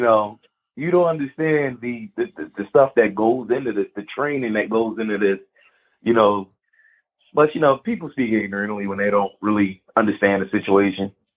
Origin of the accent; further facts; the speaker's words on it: Philadelphia, Pennsylvania, United States; growing up in Philly was fine